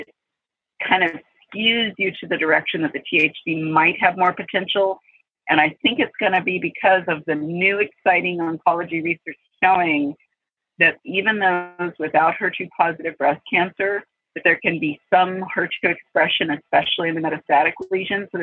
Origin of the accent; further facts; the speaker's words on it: California, United States; moved away as an adult; also born or lived in Hawaii; I moved to California 2 years ago, grew up here, actually living 5 minutes from where I spent years growing up